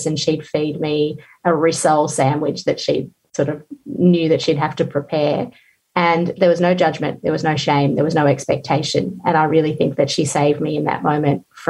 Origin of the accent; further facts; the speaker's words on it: Georgia; moved away; I grew up in the Soviet Union where food was very scarce most of the time, but we grew our own